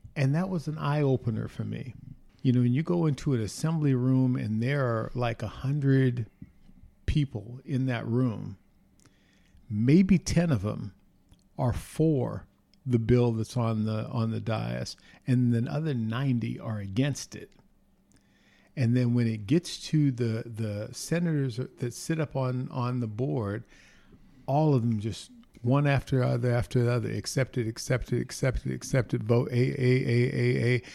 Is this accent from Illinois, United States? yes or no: no; Inglewood, California, United States; also born or lived in Los Angeles, California; I was born in Los Angeles, California, at Queen of Angels Hospital. Gosh, went to elementary school, uh, few Catholic schools, Saint Eugene's, Saint Agatha's, then went to Monroe and Morningside High School in Inglewood, California